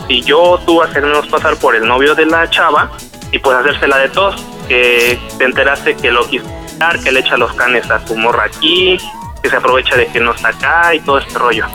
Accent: Cuautla, Morelos, Mexico; de aquí soy, originario de Cuautla.

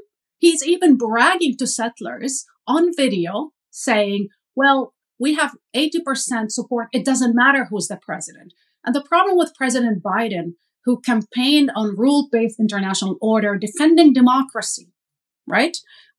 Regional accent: East Jerusalem, Jerusalem District, Israel; also born or lived in Haifa; I am an Israeli-Palestinian, and I've been, I was born into the conflict. I grew up in East Jerusalem, in Haifa.

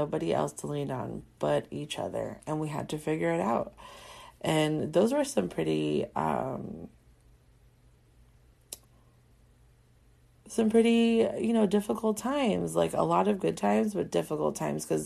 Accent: Carson, California, United States; also born or lived in Corona, California; we're from a part in Southern California called the Harbor area. And my husband's from Wilmington and I'm from Carson.

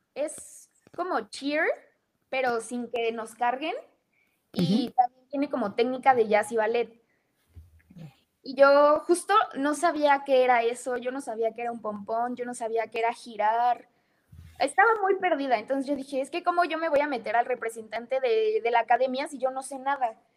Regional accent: Mexico; also born or lived in United States; me regresé para México. O sea, el objetivo era que yo naciera allá

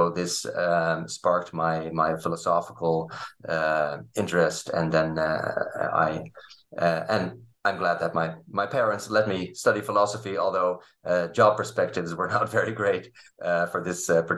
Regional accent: Leiden, South Holland, Netherlands; English is a second language; Well, I grew up in Leiden in the Netherlands, where I also studied.

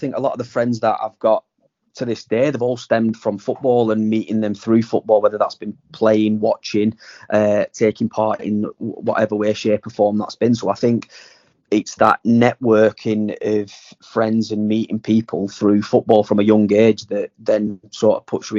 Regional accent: Burnley, North West England, United Kingdom; I grew up in Burnley, Burnley and Briarfield.

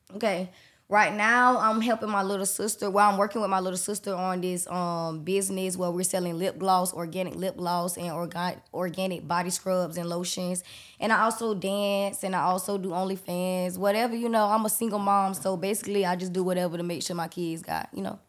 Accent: Jacksonville, Florida, United States; I'm from Jacksonville, Florida.

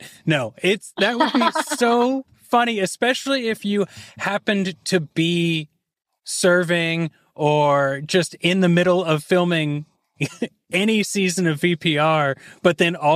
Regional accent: Kansas, United States; accent: Kansas; my Kansas accent

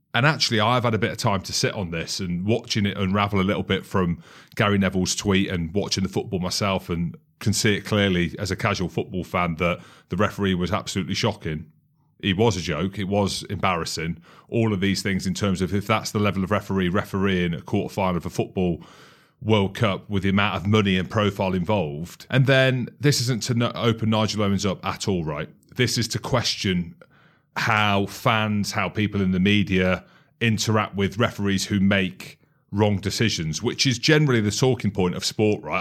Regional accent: Scotland, United Kingdom; I'm Scottish

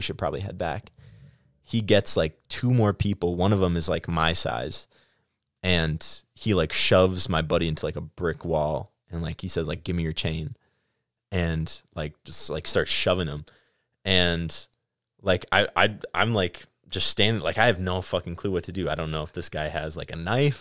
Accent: Stoughton, Wisconsin, United States; also born or lived in La Crosse, Wisconsin / Platteville, Wisconsin; I grew up in Stoughton

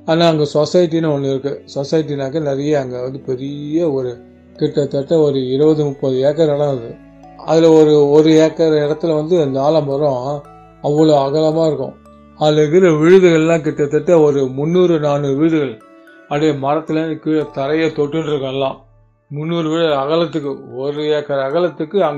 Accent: Chennai, Tamil Nadu, India; நான் மயிலாப்பூரில் பிறந்தேன் மயிலாப்பூர்லேயே வளர்ந்து மயிலாப்பூர்லேயே படித்து எல்லாம் மயிலாப்பூர் தான்

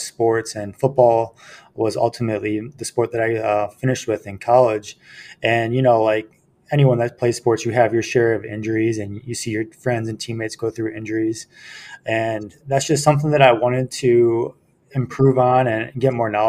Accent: Libertyville, Illinois, United States; moved away as an adult; also born or lived in Spartanburg, South Carolina / Charleston, South Carolina / North Dakota; I'm from Libertyville, Illinois, which is a northern suburb of Chicago. Grew up there through high school

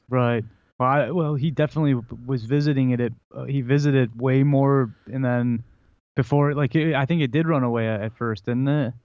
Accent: Detroit, Michigan, United States; we're from Detroit. We're you know Red Wings fans.

